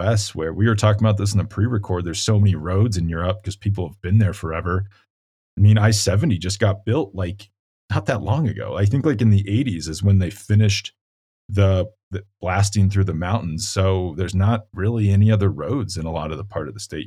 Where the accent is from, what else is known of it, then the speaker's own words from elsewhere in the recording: Colorado, United States; my home state